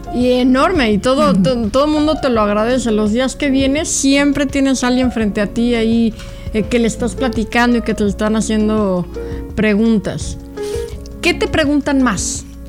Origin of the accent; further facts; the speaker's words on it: Mexico; now in United States; venimos de México